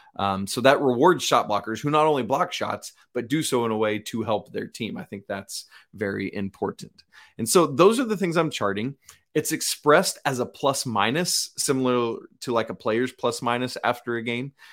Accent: Atlanta, Georgia, United States; growing up in Atlanta

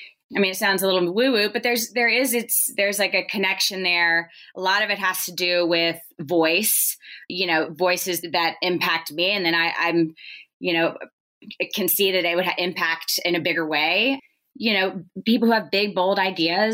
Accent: Nashville, Tennessee, United States; I was born and raised in Nashville

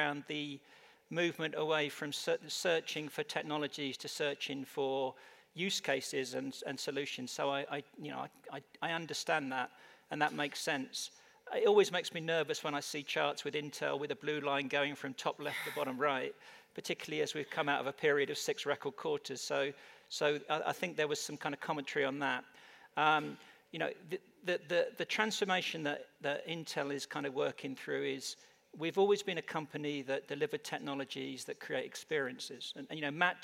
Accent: United Kingdom; moved away as an adult; also born or lived in London, England; now in Phoenix, United States; from my accent, I'm not naturally American. I actually come from the UK

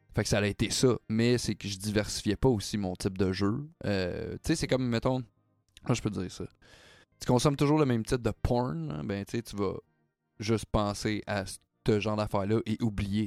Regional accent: Quebec, Canada; on est québécois

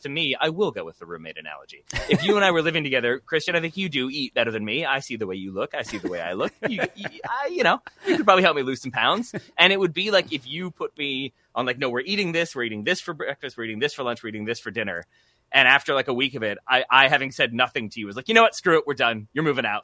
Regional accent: United States; I am American

